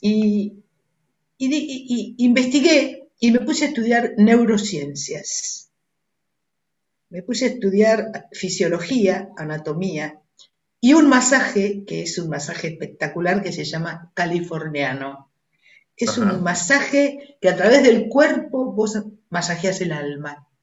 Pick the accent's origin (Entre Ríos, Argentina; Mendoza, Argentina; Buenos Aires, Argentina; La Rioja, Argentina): Buenos Aires, Argentina; Nací en Devoto, en, el, en el hospital de Devoto